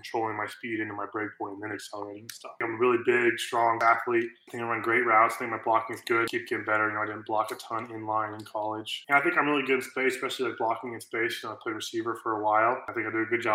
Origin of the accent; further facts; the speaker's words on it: Norman, Oklahoma, United States; I grew up in Norman.